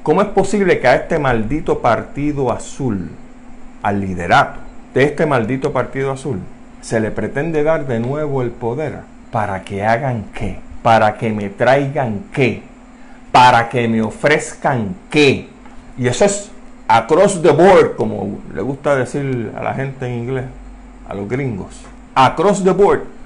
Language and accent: Spanish; Puerto Rico